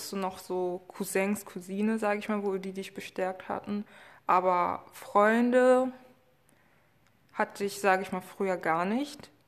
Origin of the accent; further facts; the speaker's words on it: Germany; born there; ursprünglich, also meine Herkunft ist auf jeden Fall Kongo und Angola, aber leider